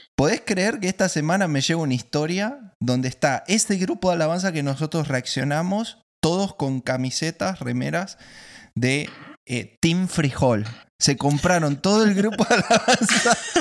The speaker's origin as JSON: {"language": "Spanish", "country": "Argentina", "said": "Yo soy el primer argentino maracucho"}